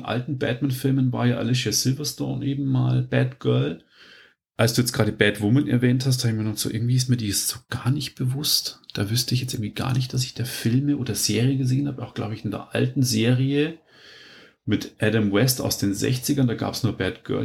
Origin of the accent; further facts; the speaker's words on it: Germany; bei uns in Deutschland